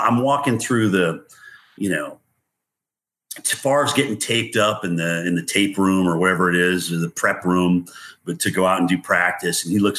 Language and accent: English; New England, United States; moved away; Even though I'm from New England